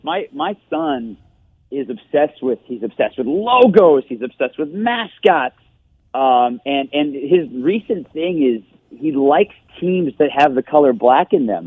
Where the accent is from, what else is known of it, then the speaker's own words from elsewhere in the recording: Detroit, Michigan, United States; moved away; I grew up in Michigan